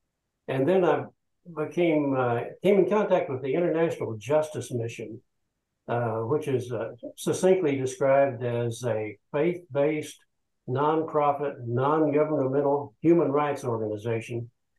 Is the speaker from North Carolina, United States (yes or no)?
no; Elk City, Oklahoma, United States; moved away as an adult; also born or lived in Puerto Rico / Colombia / Venezuela; now in McKinney, United States; I grew up in Oklahoma, a little town in western Oklahoma, Elk City, and got my college education in Oklahoma.